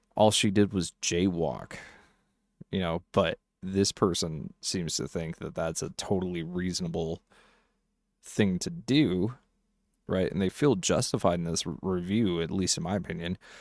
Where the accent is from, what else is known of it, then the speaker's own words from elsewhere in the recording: Colorado, United States; I'm actually in my home state